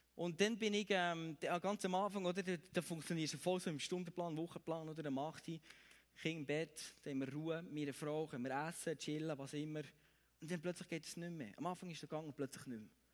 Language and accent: German; Bern, Switzerland; bei uns in Bern